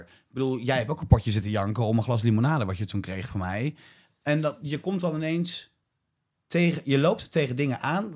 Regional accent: Ede, Gelderland, Netherlands; ik kom uit Ede

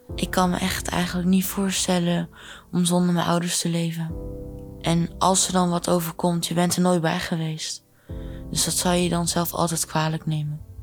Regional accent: Arnhem, Gelderland, Netherlands; ik kom uit Arnhem

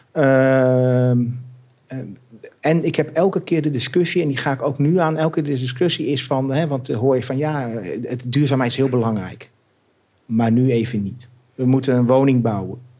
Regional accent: Beugen, North Brabant, Netherlands; moved away as an adult; also born or lived in Delft / Germany / Amsterdam; Tot mijn vijfde levensjaar. Daarna naar Brabant, ja. Beugen.

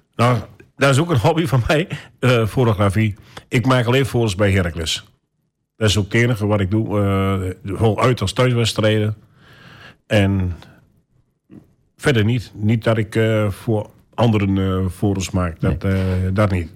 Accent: Almelo, Overijssel, Netherlands; Geboren in Almelo

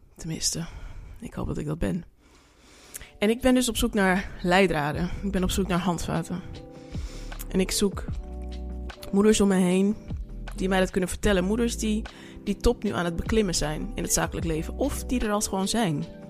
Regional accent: Suriname; now in Netherlands; ik ben Surinaamse.

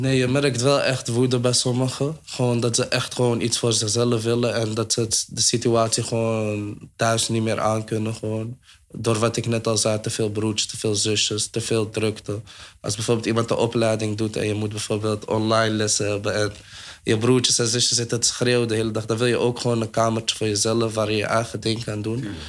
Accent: Amsterdam, North Holland, Netherlands; ik kom uit de Dapperbuurt

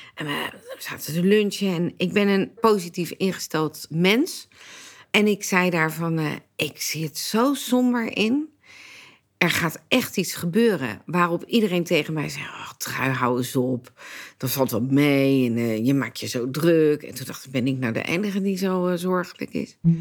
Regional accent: Leiden, South Holland, Netherlands; Ik ben geboren en getogen in Leiden

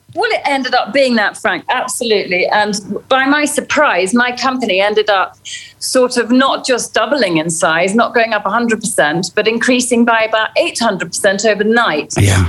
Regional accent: Kenya; I'm a Kenyan girl born to British parents, but I've lived here all my life and I grew up to a father who was a game warden.

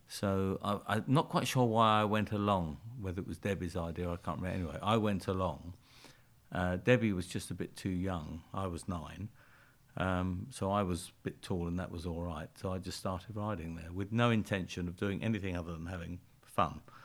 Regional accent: London, United Kingdom; I was born and brought up in a, uh, a suburb of London called Brixton

